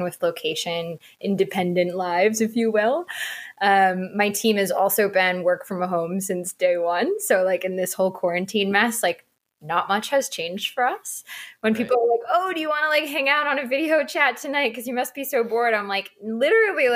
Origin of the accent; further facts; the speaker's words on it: United States; moved away as an adult; now in Lisbon, Portugal; as an American